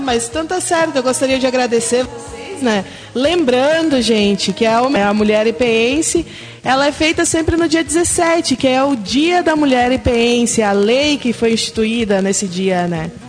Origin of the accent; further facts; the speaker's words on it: Rondônia, Brazil; sou rondoniense